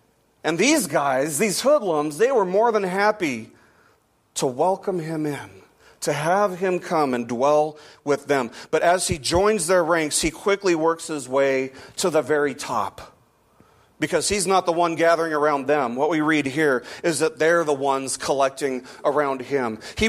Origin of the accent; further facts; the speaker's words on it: Las Vegas, Nevada, United States; I'm from Vegas.